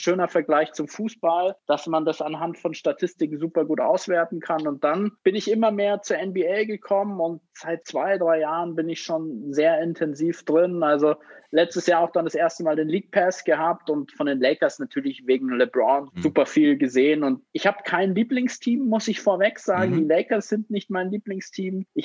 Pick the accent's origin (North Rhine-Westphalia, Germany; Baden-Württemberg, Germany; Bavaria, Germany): Bavaria, Germany; Munich; ich komme aus München, bin 31 Jahre alt